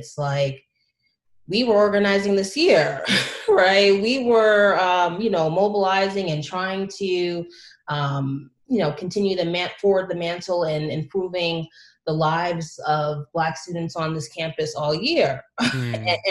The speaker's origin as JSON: {"language": "English", "area": "Long Island", "region": "New York", "country": "United States", "tie": "born or raised there", "said": "I was born and raised on Long Island initially, you know, raised in different parts throughout the island"}